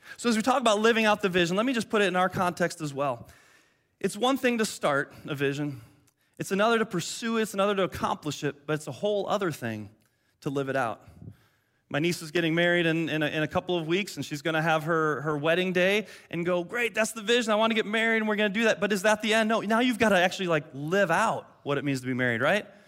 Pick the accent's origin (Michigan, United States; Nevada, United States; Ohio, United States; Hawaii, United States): Michigan, United States; Detroit; moved away; I grew up in Detroit